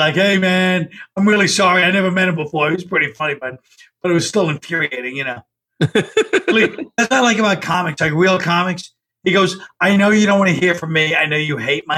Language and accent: English; New York City, New York, United States; I grew up near it, but I grew up in Park Slope, but Bay Ridge is right next door almost